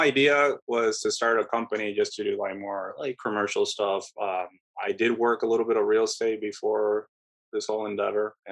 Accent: Puerto Rico; moved away as an adult; also born or lived in Connecticut; now in Chicago, United States; I'm originally from Puerto Rico and grew up in the island

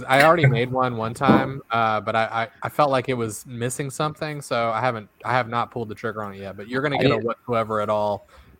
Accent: Georgia, United States; I'm from Georgia. I can do the Southern drawl.

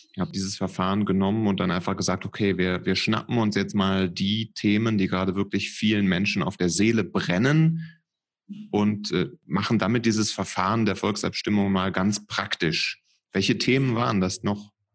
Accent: Cologne, North Rhine-Westphalia, Germany; als Kölner, der ähm, ja immer nach dem Kölschen Grundgesetz das ein bisschen lebt

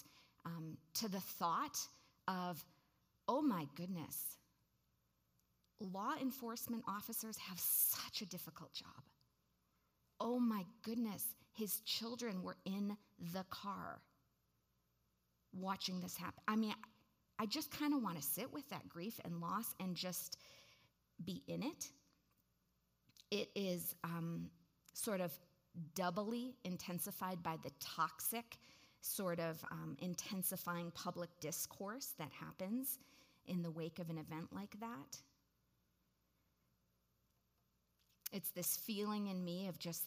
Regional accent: Waukesha, Wisconsin, United States; I grew up in Waukesha, Wisconsin.

